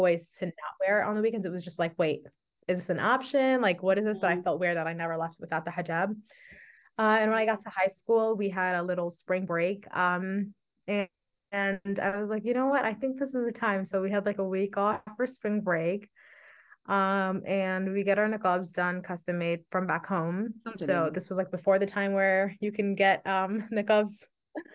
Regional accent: New York City, New York, United States; I am an ENL teacher born and raised in Brooklyn, New York

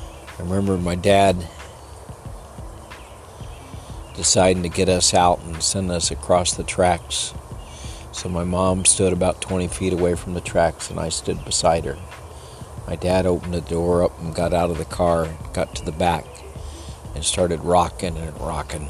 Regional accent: El Paso, Texas, United States; I was born in El Paso, down by the Rio Grande in the lower valley

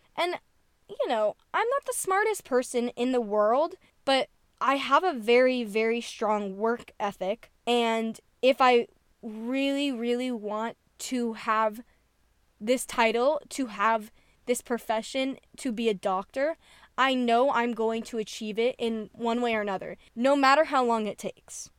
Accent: New Jersey, United States; I'm from New Jersey

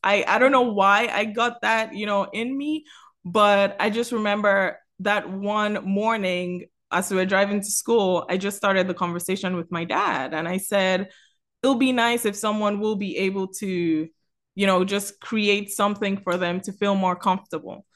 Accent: Lagos, Nigeria; also born or lived in Miami; now in Atlanta, United States; I'm originally from Lagos, Nigeria

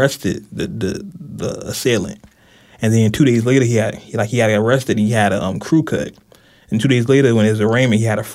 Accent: California, United States; moved away; me being a California native. I grew up in California for less than half my life now

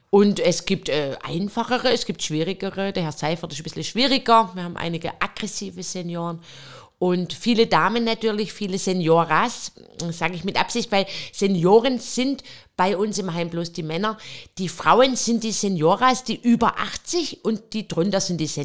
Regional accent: Pleidelsheim, Baden-Württemberg, Germany; Ich komme aus dem schönen Süden Deutschlands. Ähm, ich komme aus Pfleidelsheim, schon ein kleiner Ort in der Nähe

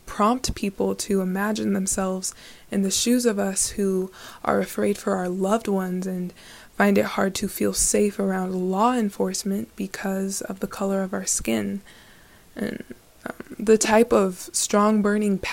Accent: Albuquerque, New Mexico, United States; I'm 16 years old, and I was born and raised in Albuquerque, New Mexico

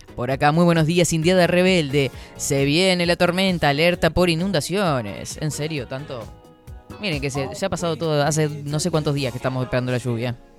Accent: Florida, Uruguay; Soy de Florida

